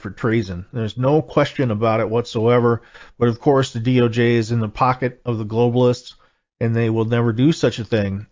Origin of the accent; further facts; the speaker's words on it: Wisconsin, United States; my home state here, Wisconsin